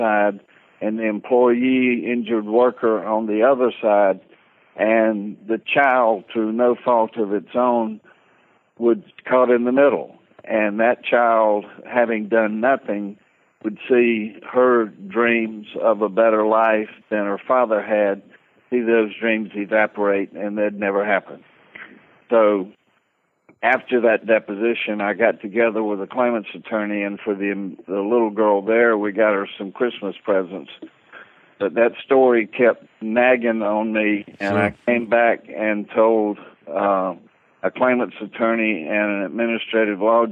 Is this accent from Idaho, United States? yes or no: no; Valdosta, Georgia, United States; I'm from what we call Titletown. ESPN came down a couple of years ago and established Valdosta as Titletown, USA